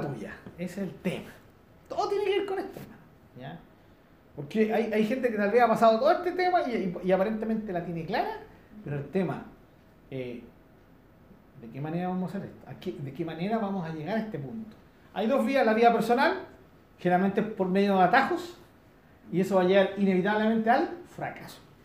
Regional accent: Chile; aquí en Chile nosotros tenemos en zonas rurales, tenemos gente de nuestra misma cultura

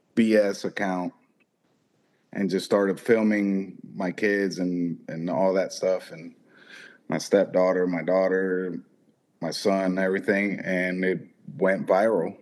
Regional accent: Florida, United States; also born or lived in Boston, Massachusetts; I was raised and uh, I uh, moved here when I was like seven, I believe. So I was. I'm mostly Floridian

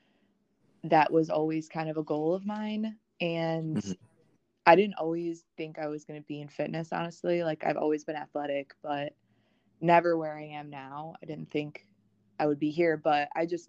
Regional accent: Wisconsin, United States; now in South Carolina, United States; I'm originally from Wisconsin.

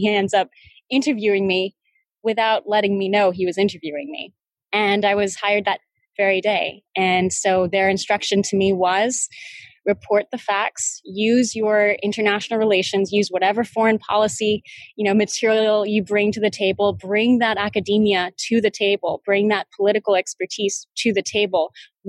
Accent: Texas, United States; also born or lived in Florida / Missouri; growing up in deep red state Texas, growing up in the South, growing up in Florida, growing up in Missouri.

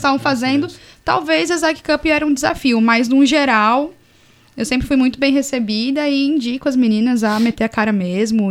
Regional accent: Caçador, Santa Catarina, Brazil; moved away as an adult; also born or lived in Florianópolis; A minha equipe de atletismo de, de caçador de onde eu sou eram só meninos

